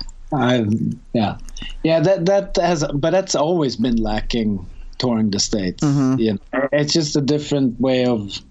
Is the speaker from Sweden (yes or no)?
yes; Sweden